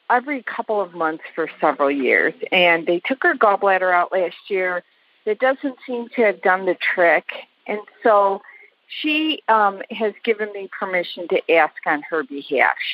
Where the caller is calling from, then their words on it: Oak Brook, Illinois, United States; I am in Oak Brook, Illinois, and Amber is in uh, Naperville, Illinois.